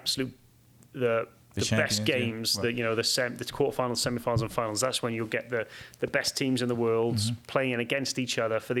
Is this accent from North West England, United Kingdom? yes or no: no; Wales, United Kingdom; moved away as an adult; now in United States; I grew up in Wales, and I love it. And I moved to America, and I absolutely love it